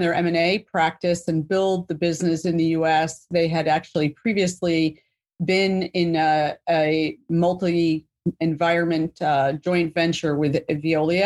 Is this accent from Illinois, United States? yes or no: no; New York City, New York, United States; So I grew up in New York City, one of those few people that actually can say born and raised in Manhattan